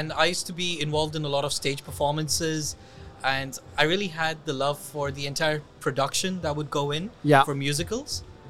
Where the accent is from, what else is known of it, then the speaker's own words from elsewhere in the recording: Dubai, United Arab Emirates; I am person who's born and raised in Dubai.